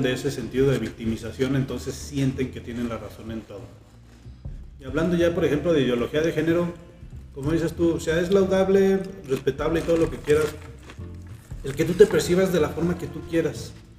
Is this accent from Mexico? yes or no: yes; Mexico; como mexicanos